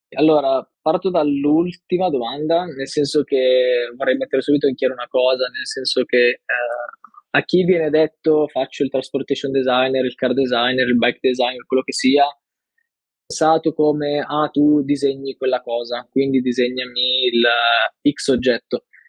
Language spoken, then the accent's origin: Italian; Milan, Lombardy, Italy; now in Turin, Italy; ho 22 anni, eh, vengo da Milano e attualmente vivo a Torino